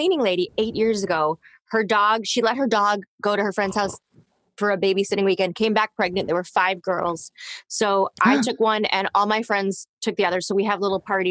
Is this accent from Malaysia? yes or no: no; Toronto, Ontario, Canada; I grew up in Toronto, and my agent, who I got when I was 13, who is still my same agent today